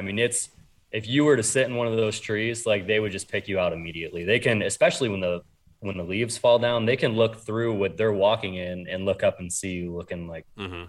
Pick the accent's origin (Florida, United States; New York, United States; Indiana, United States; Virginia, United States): New York, United States; so I grew up in New York and then I hunted Ohio